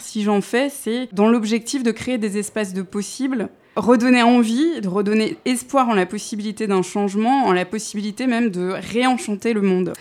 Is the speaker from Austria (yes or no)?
no; Paris, Île-de-France, France; je suis née à Paris 11e. Euh, en 1985, de parents euh, et psychologues, des intellos euh, communistes aussi, mais de grands-parents ouvriers. En fait, c'est l'ascenseur social euh, qui a profité à mes parents effectivement dans les années 70. Mais j'ai grandi donc dans un quartier populaire